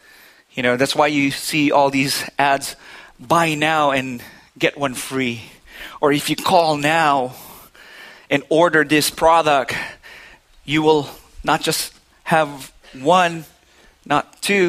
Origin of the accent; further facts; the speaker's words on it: Philippines; now in New Hampshire, United States; I've never heard the word I'm all set until I came from the Philippines to New Hampshire.